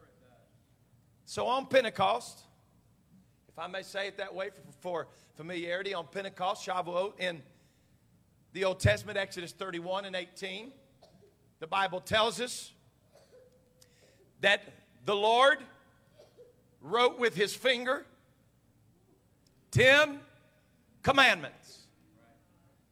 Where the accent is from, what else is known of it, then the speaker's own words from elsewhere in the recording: United States; me as an American.